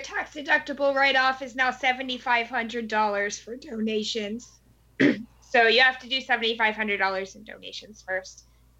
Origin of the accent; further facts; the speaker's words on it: New Jersey, United States; born there; now in Hawaii, United States; But I was born in New Jersey, to go ahead and confess.